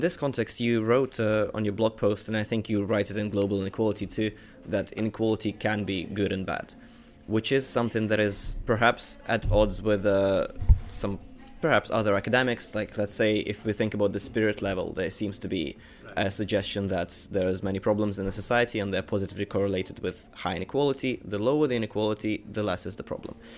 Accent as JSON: {"language": "English", "country": "Ukraine", "tie": "born or raised there", "said": "when I was young, growing up in Ukraine"}